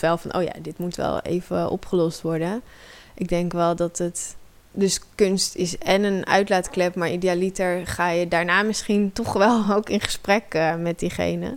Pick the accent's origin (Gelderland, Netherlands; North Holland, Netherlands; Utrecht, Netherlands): Utrecht, Netherlands; Amersfoort; ik groeide op in Amersfoort.